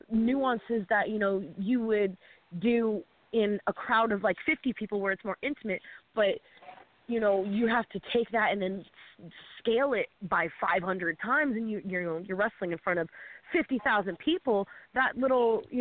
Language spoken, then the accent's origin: English; Canada; also born or lived in Toronto, Ontario; I'm Canadian.